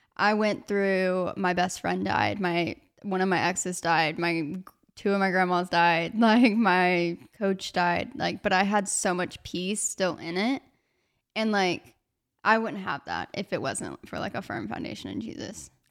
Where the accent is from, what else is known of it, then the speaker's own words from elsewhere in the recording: Arkansas, United States; moved away as an adult; now in Georgia, United States; I just decided to stay in my hometown. I was like, okay, I'll do, like, two years at Arkansas Tech